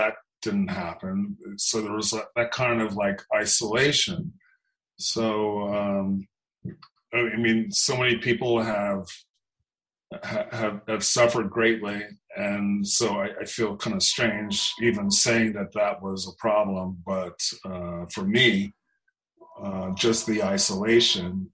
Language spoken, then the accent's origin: English; Los Angeles, California, United States; I grew up in Los Angeles